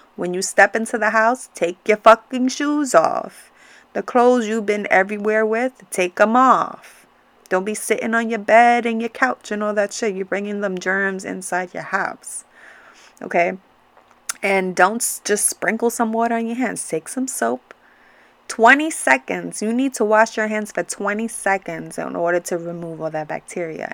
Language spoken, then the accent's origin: English; New York, United States; growing up in New York and having Latino parents